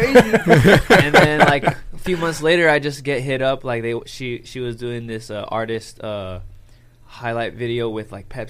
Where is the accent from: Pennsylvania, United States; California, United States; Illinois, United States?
California, United States; Oxnard; also born or lived in San Diego, California; I am from Oxnard, California.